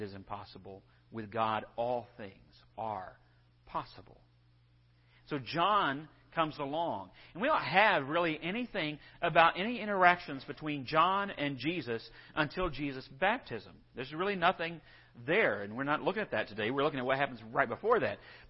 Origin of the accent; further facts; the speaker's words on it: West Texas, United States; also born or lived in Bonham, Texas; I'm from West Texas